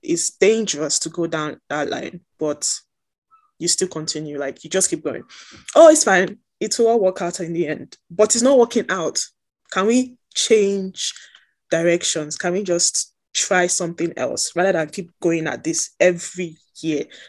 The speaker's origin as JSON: {"language": "English", "country": "Nigeria", "said": "as a Nigerian, my history is also Black America"}